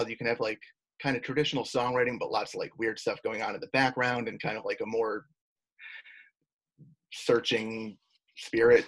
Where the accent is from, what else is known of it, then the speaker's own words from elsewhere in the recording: Oswego, New York, United States; moved away as an adult; Oswego, New York, where I'm from